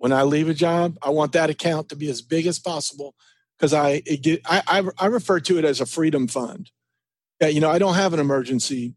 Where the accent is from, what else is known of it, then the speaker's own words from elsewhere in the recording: Ringgold, Georgia, United States; also born or lived in Argentina / El Salvador / LaGrange, Georgia / Mexico; I grew up in Ringgold, Georgia